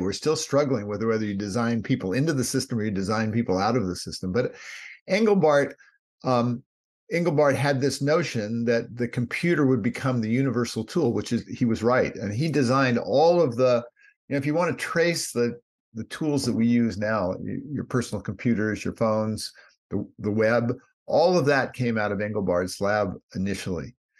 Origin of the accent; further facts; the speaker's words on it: Palo Alto, California, United States; also born or lived in New York; I was born in Palo Alto, grew up in Palo Alto, California